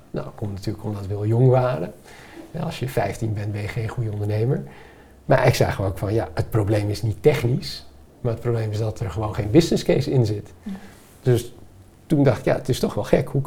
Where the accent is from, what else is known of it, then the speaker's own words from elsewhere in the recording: Mexico; born there; Dus ik ben geboren in Mexico en ik dacht, ja, we hebben hier niet heel veel zon, maar wel heel veel golfslag.